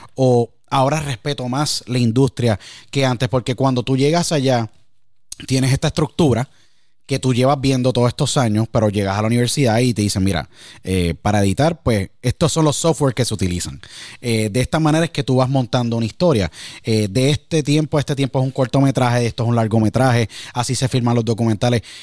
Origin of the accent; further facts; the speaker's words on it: Puerto Rico; moved away; me acuerdo muchísimo cuando me fui de Puerto Rico